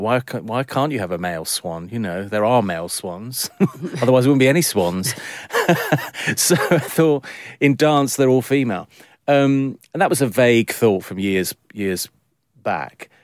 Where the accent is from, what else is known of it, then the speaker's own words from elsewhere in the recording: London, United Kingdom; born in London, I'm a Londoner